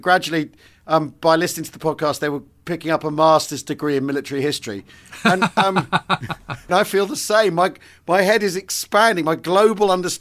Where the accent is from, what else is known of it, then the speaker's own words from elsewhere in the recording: United Kingdom; growing up in Britain, you know, in the 70s and 80s, as I did